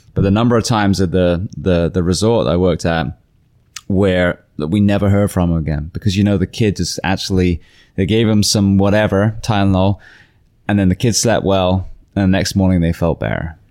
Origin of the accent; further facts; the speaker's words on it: England, United Kingdom; also born or lived in California; now in Florida, United States; as an English woman